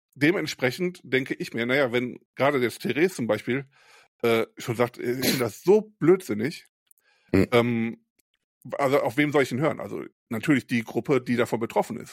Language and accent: German; Krefeld, North Rhine-Westphalia, Germany; moved away as an adult; now in Rheinberg, Germany; Ich komme ja selber nicht aus Mörs, ich komme ja aus Krefeld